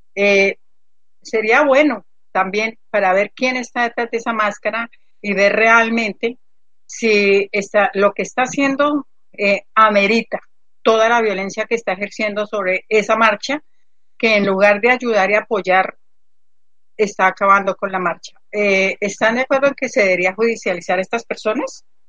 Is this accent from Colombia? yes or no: yes; Colombia; mi país, en Colombia